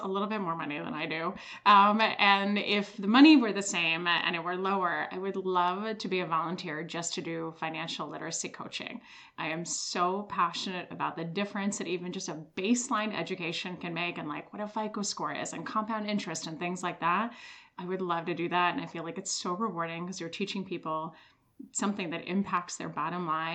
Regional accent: Switzerland; moved away; I am originally from Switzerland

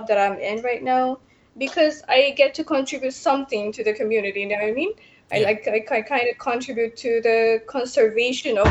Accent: Addis Ababa, Ethiopia; now in Portugal; I'm originally from Ethiopia, but now I'm residing in Portugal.

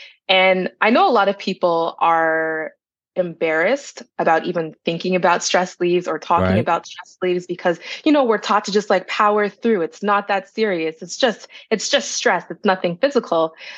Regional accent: Brampton, Ontario, Canada; also born or lived in Toronto; Yeah, so I'm a Peel Region girl. I was born in Jane and Finch, but I grew up in Brampton.

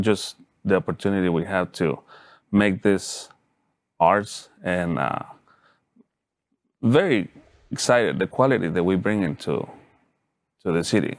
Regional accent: Mexico City, Mexico; English is a second language; now in Dallas, United States; I grew up in Mexico City, and part of my family do barbacoa.

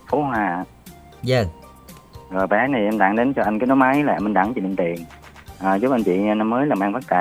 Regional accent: Mỹ Tho, Tiền Giang, Vietnam; đến từ Mỹ Tho Tiền Giang ạ.

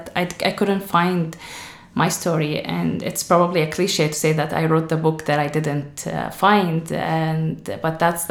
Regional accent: Syria; now in Ireland; I'm from Syria

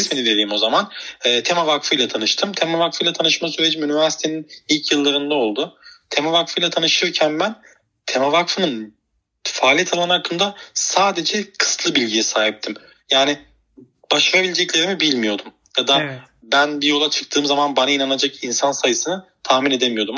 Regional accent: Iskenderun, Hatay, Turkey; also born or lived in Istanbul; Hatay doğumluyum ben.

